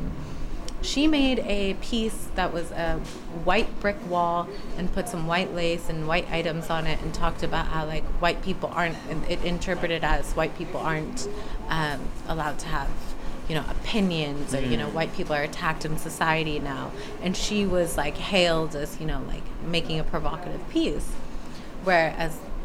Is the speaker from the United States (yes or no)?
yes; United States; accent: American; also born or lived in Missouri / South Africa; have an American accent